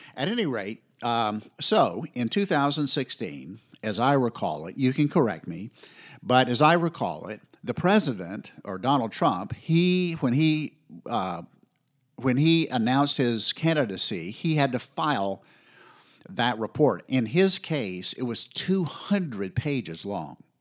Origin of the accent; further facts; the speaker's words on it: the South, United States; I grew up in the South.